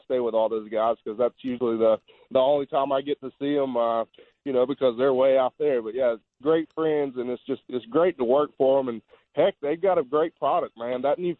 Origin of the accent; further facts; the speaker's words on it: Lay Lake, Alabama, United States; I grew up on Way Lake. I'm 15 minutes from there.